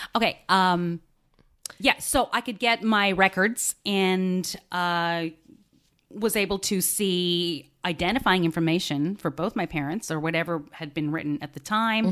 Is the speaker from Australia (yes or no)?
yes; Australia; moved away; I grew up in Australia